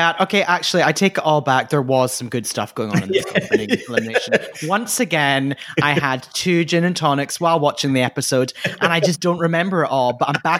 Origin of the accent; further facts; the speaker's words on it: United Kingdom; a show which Fraser and I do not approve of, despite being British.